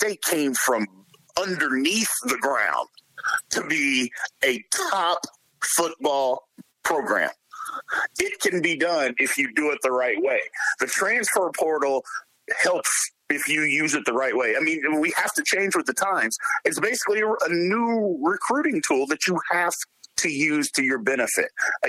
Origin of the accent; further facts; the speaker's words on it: Louisville, Kentucky, United States; I'm from Louisville, so I've been a fan of Louisville.